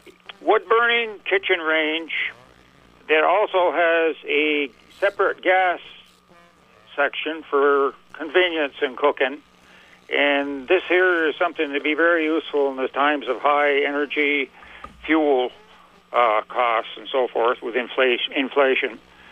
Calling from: Port Henry, New York, United States; I'm calling from the Port Henry area, locale, mm-hmm. New York.

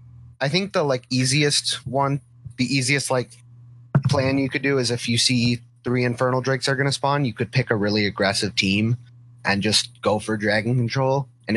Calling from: Michigan, United States; I am calling from Michigan.

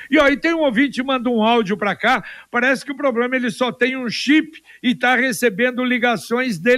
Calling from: Paraná, Brazil; eu sou aqui do Vivi Xavier.

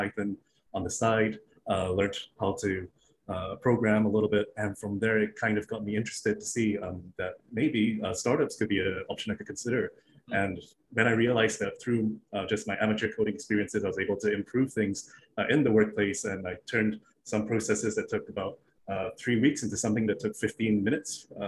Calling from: Singapore; Right out of Singapore in my home office.

